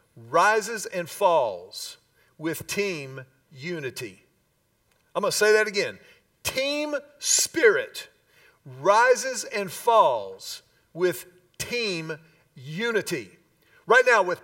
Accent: Houston, Texas, United States; we grew up in Houston in the peak of the Love Ya Blue years

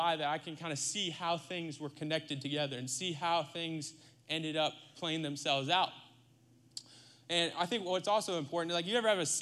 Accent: Iowa, United States; moved away as an adult; also born or lived in Lakeland, Florida; now in Texas, United States; I grew up, like I said, in Iowa. I grew up in Iowa, the heartland, the middle of the country, the Midwest

